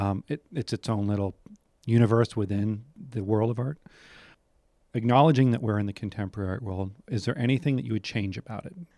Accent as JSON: {"language": "English", "region": "New Hampshire", "country": "United States", "said": "I'm from New Hampshire"}